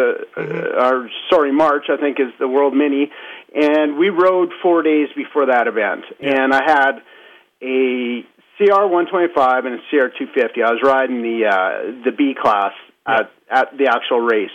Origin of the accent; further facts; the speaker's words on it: Alberta, Canada; I'm from Alberta